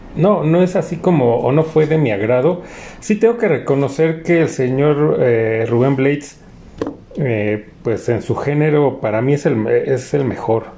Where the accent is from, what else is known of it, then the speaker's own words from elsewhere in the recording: Mexico; como mexicanos